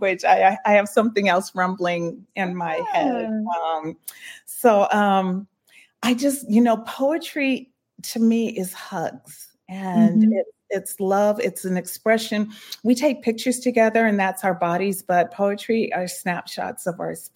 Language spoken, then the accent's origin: English; San Bernardino, California, United States; growing up in San Bernardino, I was a latchkey kid.